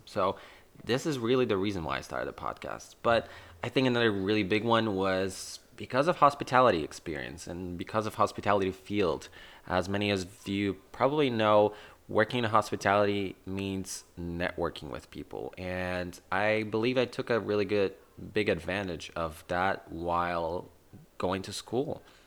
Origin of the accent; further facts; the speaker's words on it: Warsaw, Masovian Voivodeship, Poland; I was originally born and raised in Warsaw, Poland